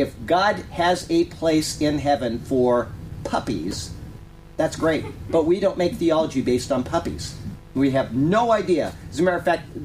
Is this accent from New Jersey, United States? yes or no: no; Sarasota, Florida, United States; I was born in Sarasota, Florida.